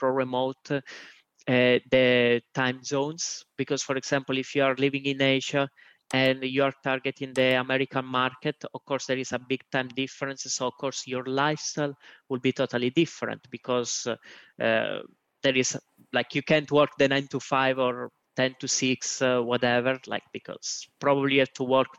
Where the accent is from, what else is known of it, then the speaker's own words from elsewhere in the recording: Italy; moved away as an adult; also born or lived in Switzerland / Estonia / Spain / St. Louis, United States; now in Albania; although I'm Italian. I lived pretty much most of my life in Italy